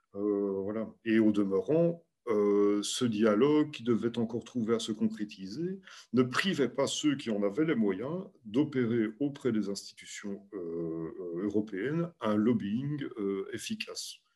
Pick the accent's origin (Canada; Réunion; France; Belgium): Belgium; chez nous, en Belgique